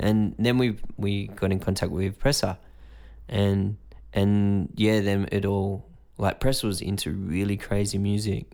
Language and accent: English; Greystanes, New South Wales, Australia; In a place called Greystanes, which is kinda in between Blacktown and Balkham Hills, kinda suburban.